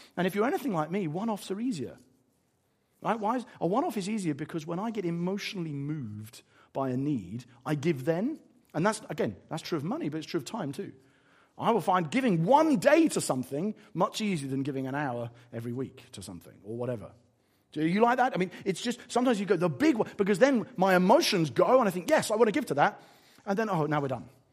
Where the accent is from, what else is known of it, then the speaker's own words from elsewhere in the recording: England, United Kingdom; I'm quite English about it